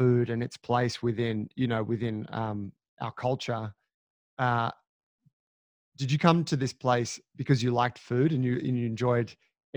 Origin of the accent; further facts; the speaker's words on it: Drummoyne, Sydney, New South Wales, Australia; also born or lived in Gladesville, Sydney; I grew up in Des Moines.